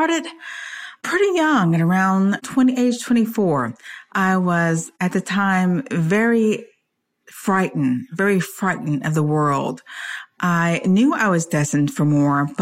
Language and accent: English; Detroit, Michigan, United States; also born or lived in California / Washington State; now in Spring, Texas, United States; I am originally from Detroit, Michigan